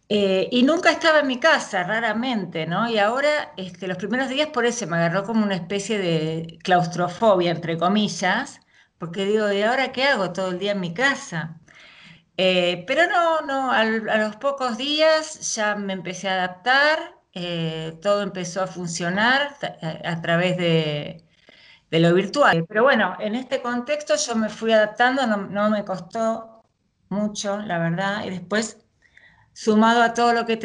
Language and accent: Spanish; Buenos Aires, Argentina; Sí, sí, soy de Argentina, eh, nací, viví toda mi vida y sigo viviendo en Capital, en la ciudad de Buenos Aires, y en estos momentos estoy viviendo en el barrio de Belgrano.